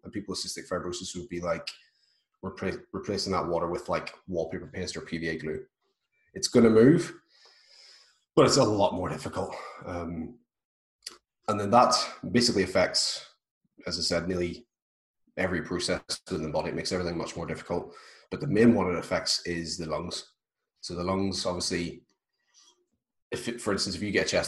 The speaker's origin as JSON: {"language": "English", "town": "Belfast", "region": "Northern Ireland", "country": "United Kingdom", "said": "I'm from Belfast, Northern Ireland"}